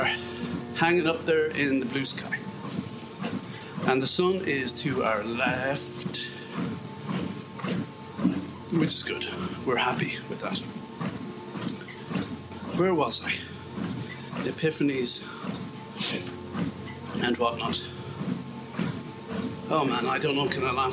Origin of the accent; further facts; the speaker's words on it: Galway, Connacht, Ireland; I was never accepted in my hometown of Galway because I didn't have an authentic West of Ireland accent.